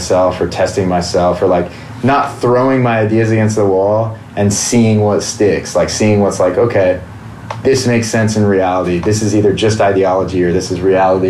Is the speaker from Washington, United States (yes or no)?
yes; Washington, United States; I grew up in Washington